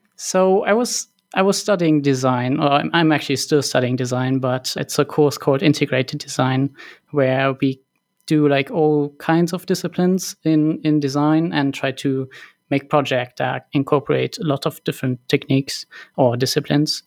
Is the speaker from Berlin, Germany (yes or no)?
no; Cologne, North Rhine-Westphalia, Germany; I was born and raised in Cologne